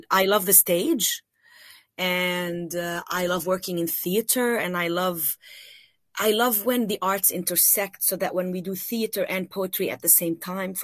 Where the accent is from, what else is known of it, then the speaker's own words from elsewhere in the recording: Tripoli, North Governorate, Lebanon; I grew up in Tripoli, then went to AUB